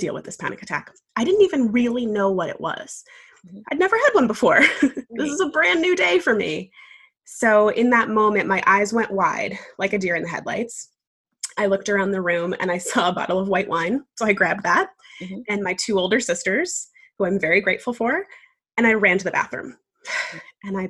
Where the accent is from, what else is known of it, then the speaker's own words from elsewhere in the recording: New York, United States; now in Savannah, United States; I'm originally from New York, but now very happily living in Savannah, Georgia